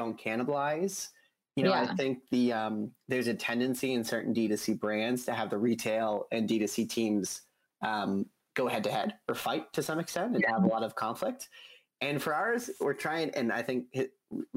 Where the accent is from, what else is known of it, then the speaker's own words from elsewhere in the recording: Boulder, Colorado, United States; I was born and raised in Boulder